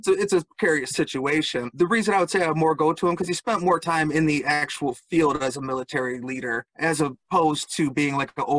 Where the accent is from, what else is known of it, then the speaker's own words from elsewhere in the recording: Detroit, Michigan, United States; You know, I'm from Detroit